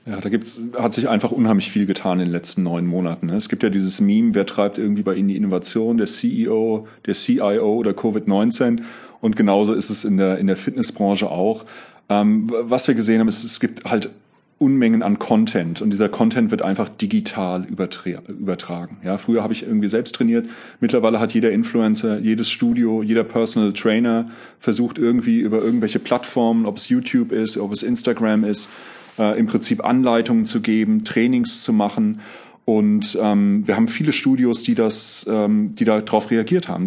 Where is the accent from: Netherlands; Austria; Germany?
Germany; Grünberg, Hesse; moved away as an adult; also born or lived in Lich / Giessen / Zurich; Ich bin in Lich geboren, äh, in Grünberg aufgewachsen, in Gießen äh, Zivi gemacht und studiert